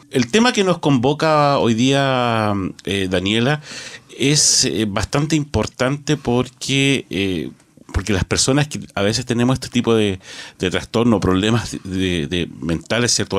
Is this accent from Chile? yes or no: yes; Chile; nosotros como sociedad chilena